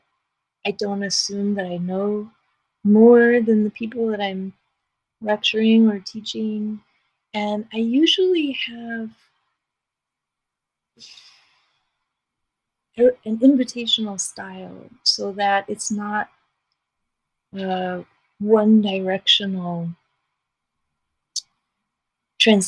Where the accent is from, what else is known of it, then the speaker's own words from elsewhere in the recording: New York City, New York, United States; I was raised in New York City